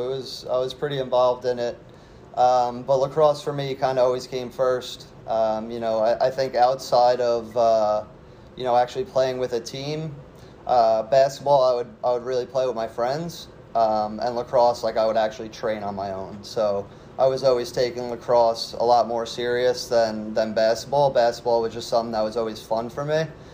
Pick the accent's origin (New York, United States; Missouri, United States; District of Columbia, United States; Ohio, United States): New York, United States; Long Island; growing up on Long Island